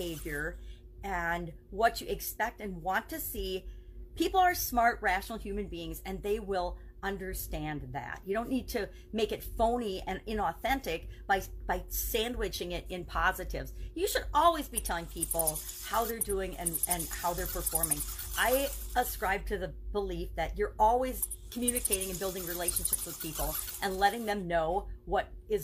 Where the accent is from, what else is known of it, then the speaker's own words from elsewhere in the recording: Wisconsin, United States; I'm from Wisconsin, the Midwest, and we say you guys. I grew up for, 25 years saying you guys.